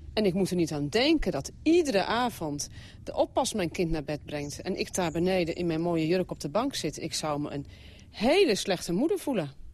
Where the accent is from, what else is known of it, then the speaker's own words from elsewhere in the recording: Netherlands; moved away as an adult; now in Lahore, Pakistan; ik als Nederlander